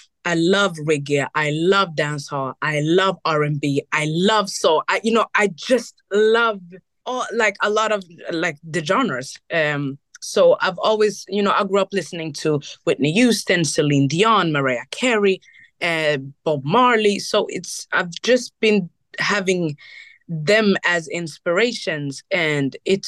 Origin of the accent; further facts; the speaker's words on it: Burundi; also born or lived in Rwanda; I'm from Burundi. I'm half Burundi, half Rwandese